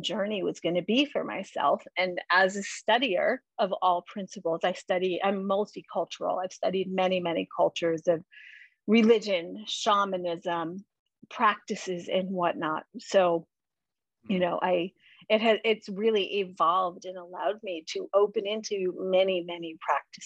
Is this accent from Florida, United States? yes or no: no; New York, United States; I grew up in New York